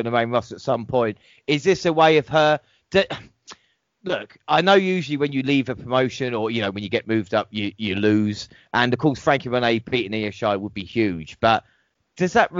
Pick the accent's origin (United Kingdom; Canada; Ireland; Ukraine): United Kingdom; England; as an Englishman